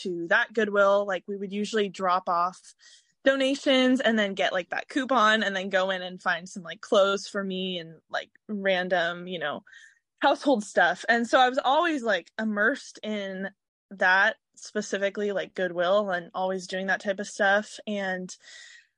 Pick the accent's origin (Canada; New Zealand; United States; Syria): United States; Seattle, Washington; I grew up in Washington my whole life. I grew up specifically in Seattle